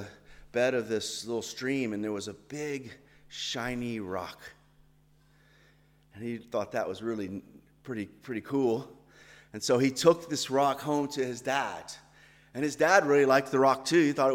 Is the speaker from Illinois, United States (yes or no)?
no; Georgia, United States; accent: southern drawl; I'm actually from the southern part of America, from Georgia, which we say is a southern draw